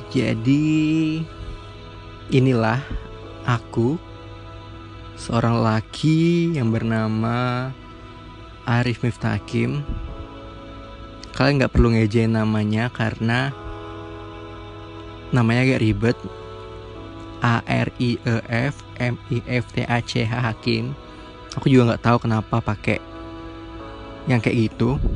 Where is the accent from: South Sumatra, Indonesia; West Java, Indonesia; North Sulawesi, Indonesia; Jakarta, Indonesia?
South Sumatra, Indonesia; Palembang; Aku 19 tahun, lahir di Palembang. Jadi aku orang Sumatera. Lahir di Palembang dari SD, SMP, SMA dan kuliah. Masih tetap di Palembang